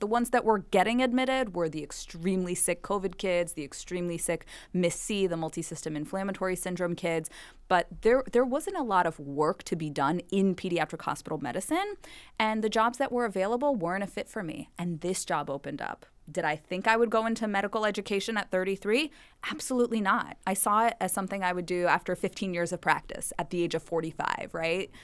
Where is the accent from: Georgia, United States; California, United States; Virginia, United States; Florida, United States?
Florida, United States; Miami Beach; moved away as an adult; also born or lived in Bronx, New York; I'm from Miami Beach, born and raised, and I'm a Ukrainian Jew by background.